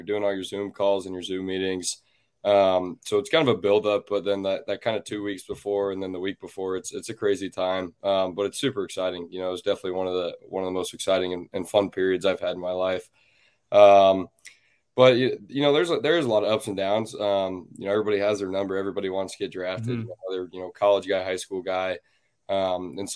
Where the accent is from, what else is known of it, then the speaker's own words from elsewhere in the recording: Kansas City, United States; the Royals, my hometown team, the team I grew up coaching